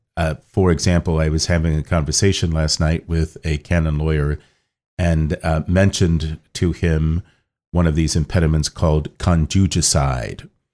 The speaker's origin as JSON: {"language": "English", "town": "Kettering", "region": "Ohio", "country": "United States", "tie": "born or raised there", "also_born_or_lived": "Rome, Italy", "moved": "as an adult", "lives_now": "Washington, D.C., United States", "said": "born in Kettering, Ohio, and that's in the Archdiocese of Cincinnati"}